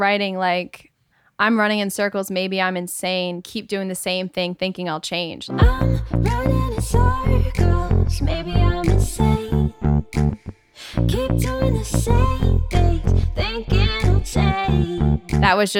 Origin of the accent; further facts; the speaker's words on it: Rhode Island, United States; moved away as an adult; also born or lived in Nashville; now in Los Angeles, United States; No, I'm from Rhode Island originally, born and raised. And then I went to school in Nashville at Belmont. And then I came to LA.